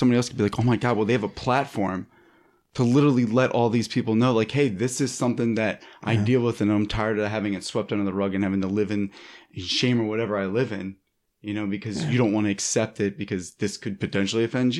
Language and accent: English; East Coast, United States; now in Los Angeles, United States; and I'm from the East Coast and I live in LA now